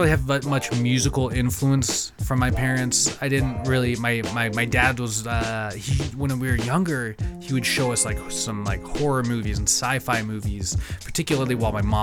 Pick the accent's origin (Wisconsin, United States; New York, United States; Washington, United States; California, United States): Washington, United States; East Wenatchee; moved away; Growing up in Wenatchee, in East Wenatchee especially